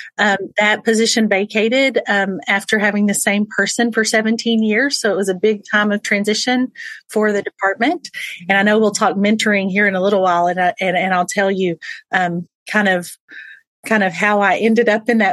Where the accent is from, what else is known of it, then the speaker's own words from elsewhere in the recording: Texas, United States; I am born and raised in Texas